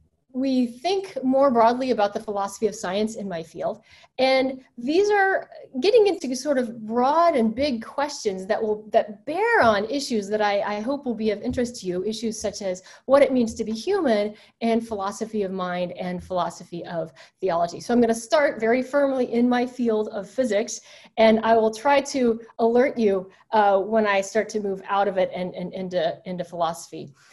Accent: the South, United States; I grew up Southern Baptist. I grew up in the South, and my mother's father was a Southern Baptist preacher.

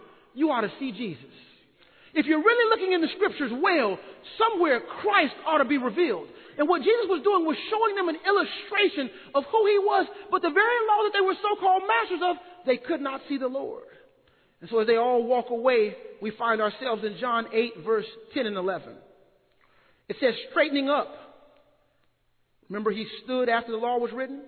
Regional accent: Austin, Texas, United States; I'm from Austin

